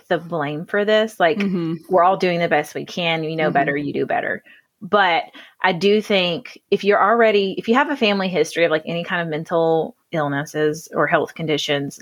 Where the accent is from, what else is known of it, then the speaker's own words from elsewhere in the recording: Hartwell, Georgia, United States; now in Athens, United States; I am living in Athens now, but I am from Hartwell, Georgia, so there's literally nothing there.